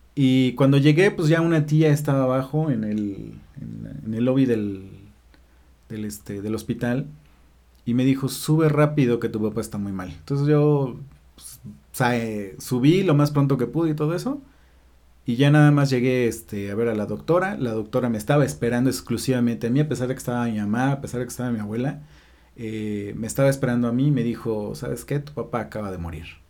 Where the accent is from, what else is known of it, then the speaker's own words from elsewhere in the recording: Puebla, Mexico; En Puebla, en la Cruz Roja